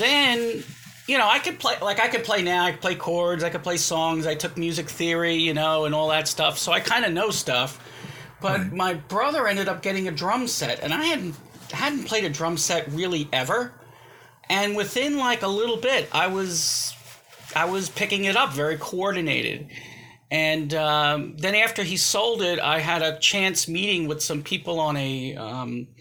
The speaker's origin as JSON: {"language": "English", "country": "United States", "tie": "born or raised there", "said": "I was brought up here in the United States. I'm second generation"}